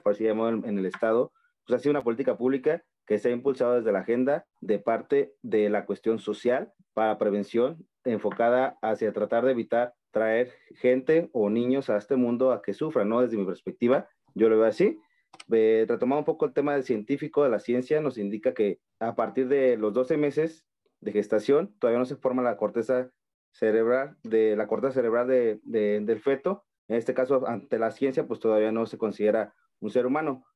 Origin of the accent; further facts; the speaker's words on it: Michoacán, Mexico; soy del estado de Michoacán